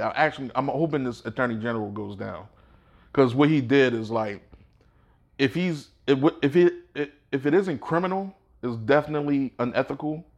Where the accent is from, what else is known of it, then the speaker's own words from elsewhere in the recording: Baltimore, Maryland, United States; moved away; also born or lived in Georgia; I grew up in Baltimore